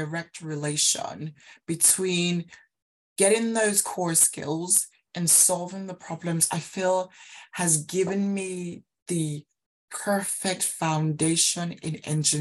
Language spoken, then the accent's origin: English; Nigeria; now in United Kingdom; I grew up in Nigeria